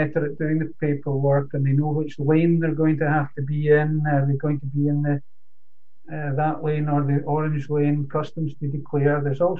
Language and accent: English; Scotland, United Kingdom; now in Netherlands; no, I'm Scottish